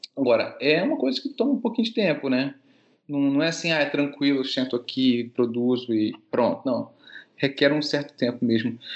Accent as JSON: {"language": "Portuguese", "region": "Rio de Janeiro", "country": "Brazil", "also_born_or_lived": "Paris / Belgium", "said": "Eu sou carioca, então eu formei no Rio de Janeiro"}